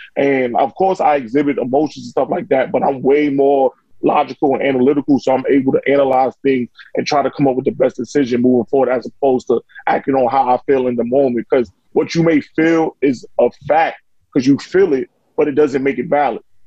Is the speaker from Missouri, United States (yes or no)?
no; New York, United States; I grew I grew up in Saint Nick Project.